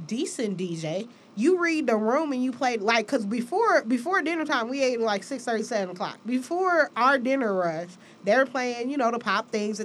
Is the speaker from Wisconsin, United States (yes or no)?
no; Michigan, United States; I'm from Michigan